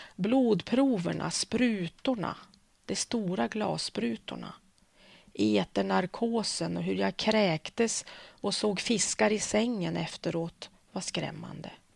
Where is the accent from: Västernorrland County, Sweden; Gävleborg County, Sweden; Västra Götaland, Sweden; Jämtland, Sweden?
Västernorrland County, Sweden; Örnsköldsvik; also born or lived in Umeå; jag har vuxit upp i Övik ehm, så jag känner mig som Öviksflicka